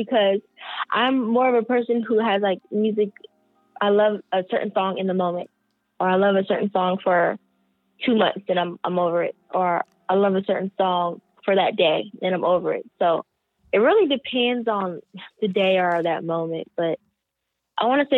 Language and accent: English; Pittsburg, California, United States; also born or lived in San Francisco, California / North Carolina; I am from California, so I'm from the Bay Area. I was born and raised here in like a small town. A lot of people don't know that it even exists, but it's a small town called Pittsburgh